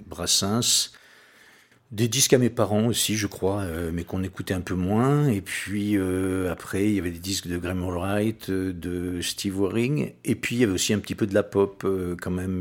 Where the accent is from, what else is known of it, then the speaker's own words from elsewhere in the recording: Saint-Pierre-d'Oléron, Nouvelle-Aquitaine, France; also born or lived in La Rochelle; je suis né ici, hein, je suis natif de Saint-Pierre